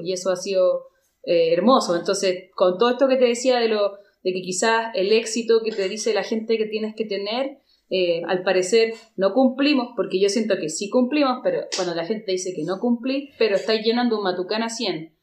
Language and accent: Spanish; San Bernardo, Santiago Metropolitan Region, Chile; somos unas hermanas de San Bernardo, una comuna periférica de Santiago de Chile